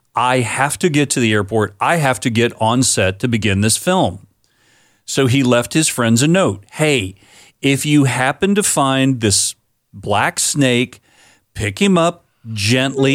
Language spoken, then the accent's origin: English; Florida, United States; My home state of Florida